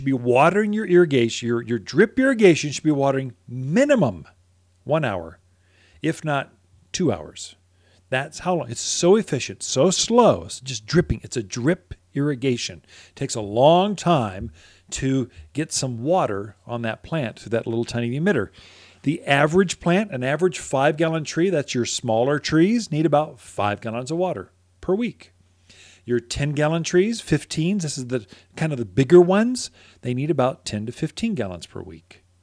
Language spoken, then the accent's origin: English; Seattle, Washington, United States; now in Prescott, United States; Yeah, well, I'm from Seattle. We got rain every day.